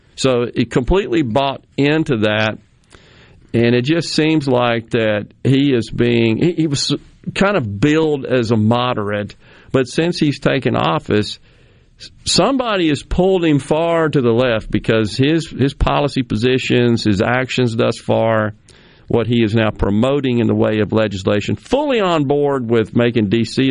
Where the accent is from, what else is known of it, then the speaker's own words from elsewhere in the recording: Jackson, Mississippi, United States; having lived in Mississippi all but six years of uh, my life, born and right. raised here